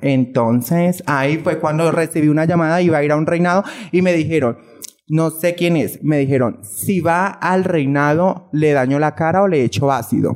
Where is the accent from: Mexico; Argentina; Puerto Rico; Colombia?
Colombia; Girardot, Cundinamarca; moved away as an adult; now in Bogotá, Colombia; Soy de Girardot, Cundinamarca, radicada allí y todo, pero pues ahorita estoy viviendo aquí en Bogotá